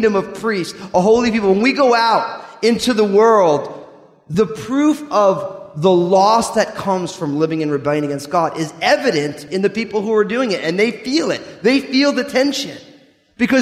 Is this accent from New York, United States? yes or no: no; New Jersey, United States; I'm from New Jersey, so I can get away talking that way